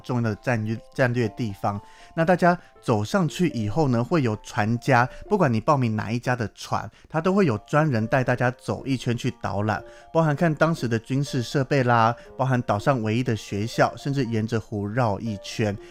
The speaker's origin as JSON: {"language": "Chinese", "country": "Taiwan", "said": "连我自己身为台湾人"}